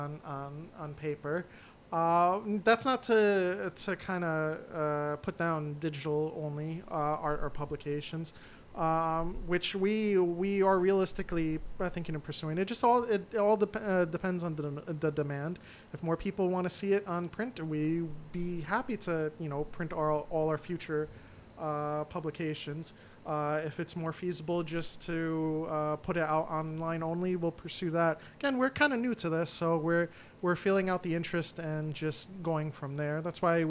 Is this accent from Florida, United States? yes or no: no; New York City, New York, United States; We are also Bronx natives